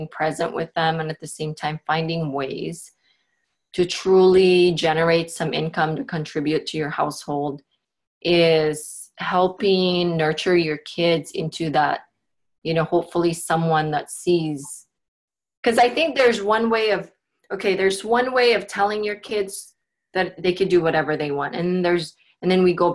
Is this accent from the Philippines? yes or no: yes; Philippines; now in Portland, United States; I grew up in the Philippines. I had six siblings